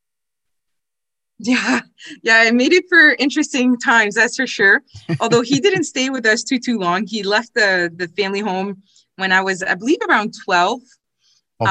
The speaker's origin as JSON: {"language": "English", "town": "Ottawa", "region": "Ontario", "country": "Canada", "tie": "born or raised there", "also_born_or_lived": "Quebec City", "said": "I was born in Ottawa, although um, my uh, father was in the military, so we did move around a little bit."}